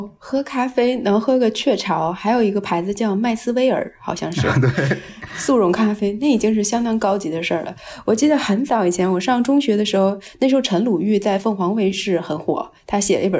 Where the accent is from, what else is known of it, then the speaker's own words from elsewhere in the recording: northern China, China; also born or lived in Hong Kong; 因为我在北方长大，一直上完大学去香港念书，我真的是到了香港之后才开始真正的接触所谓的粤菜。